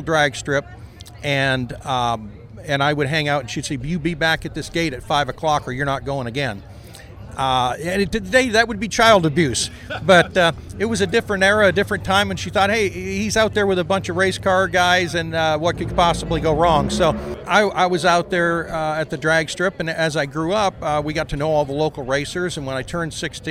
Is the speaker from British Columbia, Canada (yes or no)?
no; Ontario, Canada; I was born in Ontario, Canada